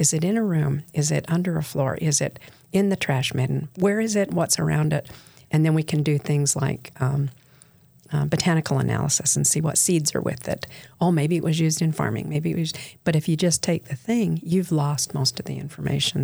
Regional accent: Bountiful, Utah, United States; also born or lived in St. George, Utah; I was raised in Bountiful, Utah

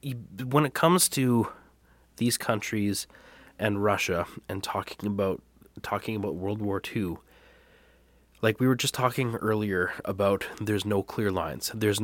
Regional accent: Canada; Because we're Canadian.

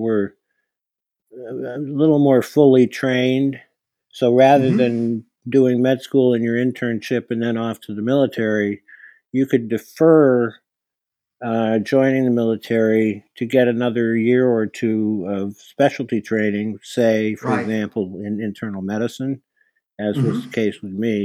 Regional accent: Hamilton, New York, United States; now in Oregon, United States; I grew up in Hamilton, New York, which is in New York. It's a little town of about 2,000 people

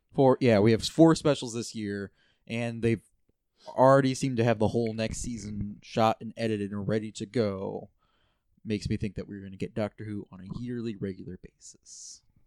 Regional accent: United States; I'm an American.

